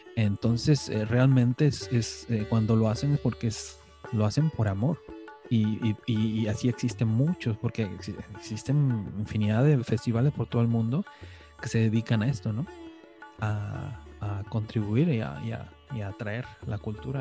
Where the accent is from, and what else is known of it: Mexico; moved away as an adult; now in Norway